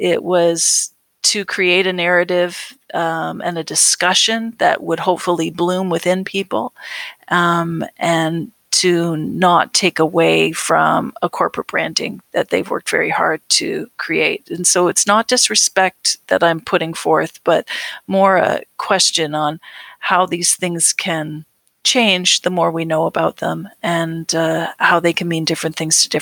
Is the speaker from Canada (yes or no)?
yes; Canada; we think of home. We think of Canada